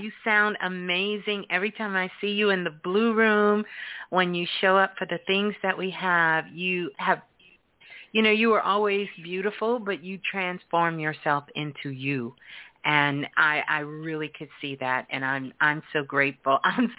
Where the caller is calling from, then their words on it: Massachusetts, United States; calling from Massachusetts.